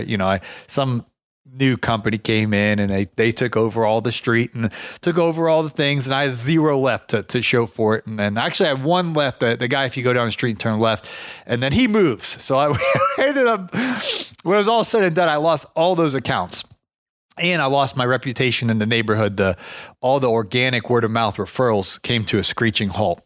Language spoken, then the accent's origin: English; Ohio, United States; moved away; I was from Ohio